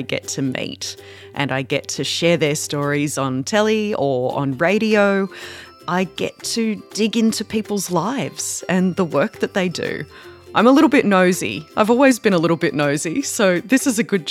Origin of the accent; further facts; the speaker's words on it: Darug and Gundungurra country, New South Wales, Australia; I grew up on Darug and Gundagara country.